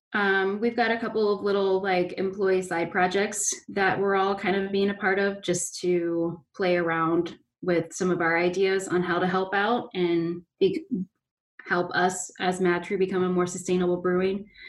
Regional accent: Fairfield, Ohio, United States; I'm from Fairfield

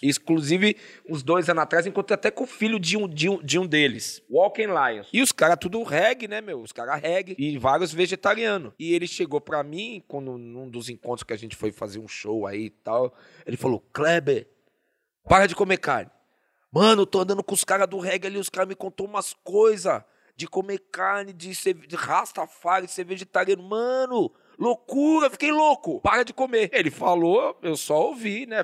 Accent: São Paulo, Brazil; Zona Norte, nasci no Tucuruvi, onde hoje é a estação de. Não, eu nasci na Vila, na Vila Gustavo. Na Vila Gustavo. E depois eu fui pro Tucuruvi

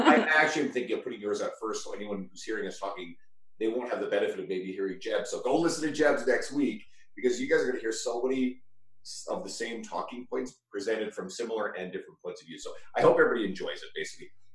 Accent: rural Newfoundland, Newfoundland and Labrador, Canada; I'm from New, like rural Newfoundland originally

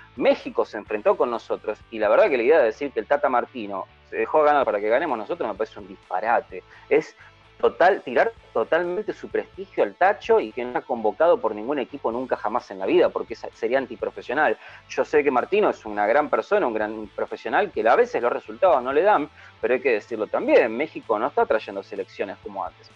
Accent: Argentina; also born or lived in Buenos Aires

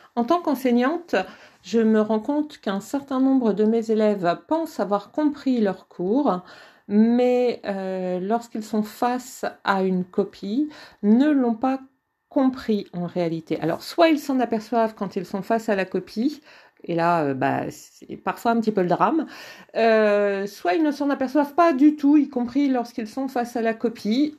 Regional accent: the North, Hauts-de-France, France; moi je viens d'une famille euh, du Nord. Euh, dans ma famille, on parlait ch'ti

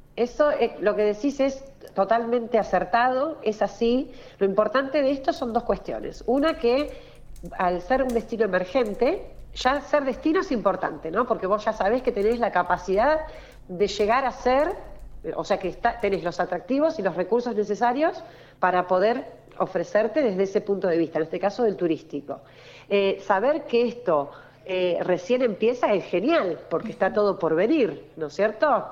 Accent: Buenos Aires Province, Argentina; Nuestra región, nuestra región, nuestro litoral marítimo, Patagones, es el distrito bonaerense más grande de la provincia de Buenos Aires

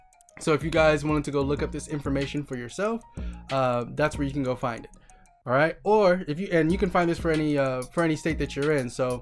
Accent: California, United States; you guys know I'm from California

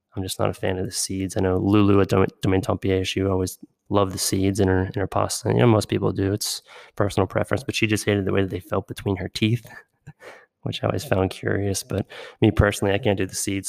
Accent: outside Pittsburgh, Western Pennsylvania, United States; growing up in Western Pennsylvania, uh, just, just outside of Pittsburgh

